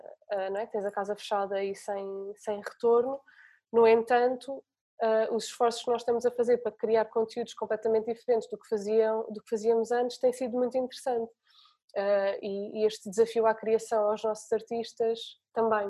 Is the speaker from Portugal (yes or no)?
yes; Portugal